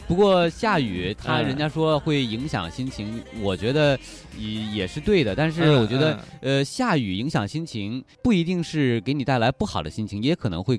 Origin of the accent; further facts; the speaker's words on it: Hebei, China; moved away; 在我们北方啊，我是河北的老家，嗯，那边我们冬天基本上是不会下雨的